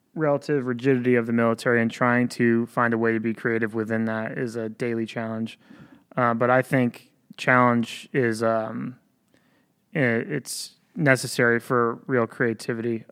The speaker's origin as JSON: {"language": "English", "town": "Ballston Spa", "region": "New York", "country": "United States", "tie": "born or raised there", "said": "I grew up locally. I grew up in Boston Spa, New York, went to Boston Spa High School"}